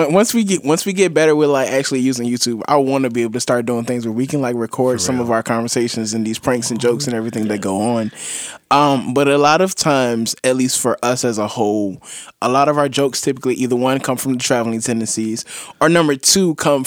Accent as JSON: {"language": "English", "region": "Virginia", "country": "United States", "also_born_or_lived": "Richmond", "said": "I'm from Virginia. I grew up or I spent some time in Richmond."}